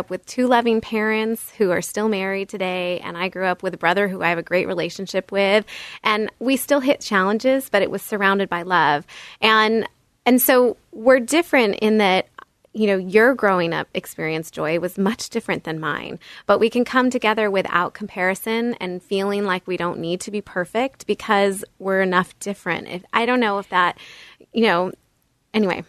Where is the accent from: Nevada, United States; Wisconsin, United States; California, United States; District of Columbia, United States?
California, United States; Bay Area; I grew up in the Bay Area of California